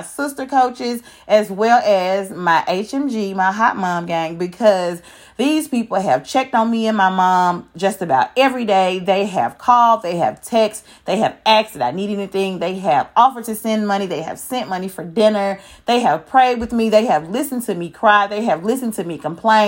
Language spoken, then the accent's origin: English; Memphis, Tennessee, United States; I am from Memphis.